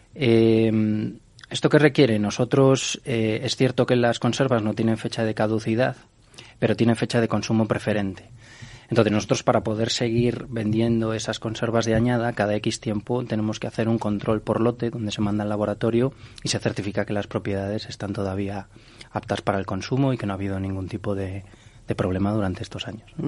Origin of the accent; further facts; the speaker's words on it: Galicia, Spain; Yo como gallego